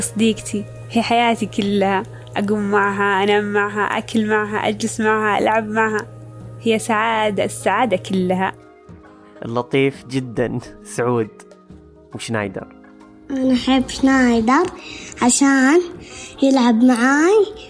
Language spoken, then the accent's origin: Arabic; Saudi Arabia; عندنا بالسعودية